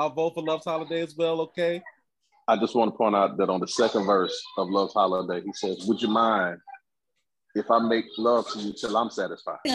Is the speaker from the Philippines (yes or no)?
no; Jamaica; I'm Jamaican